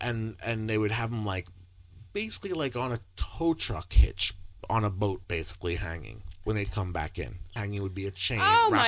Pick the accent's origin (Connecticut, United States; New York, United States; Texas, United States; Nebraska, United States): New York, United States; I was amazed coming from New York, where that was like we would celebrate the whole month of February for Martin Luther King's birthday, because New York is very multicultural.